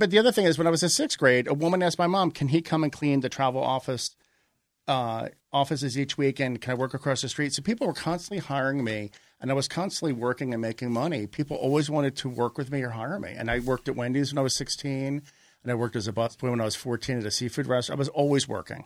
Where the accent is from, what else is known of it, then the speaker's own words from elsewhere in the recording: Margate, New Jersey, United States; also born or lived in Philadelphia, Pennsylvania; now in Los Angeles, United States; I was born outside Philadelphia, and I grew up in a small summer beach resort town, Margate, three miles south of Atlantic City.